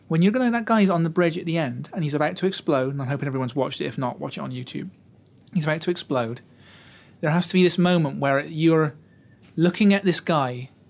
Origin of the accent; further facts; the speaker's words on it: Utah, United States; I'm from Utah though. You know, the war really hasn't touched us there. You know, middle